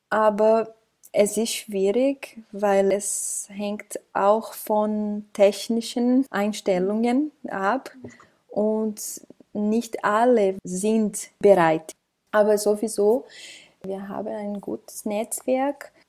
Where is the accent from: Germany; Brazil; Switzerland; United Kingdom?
Brazil; now in Austria; Ich komme aus Brasilien. Ich lebe hier in Europa seit drei Jahren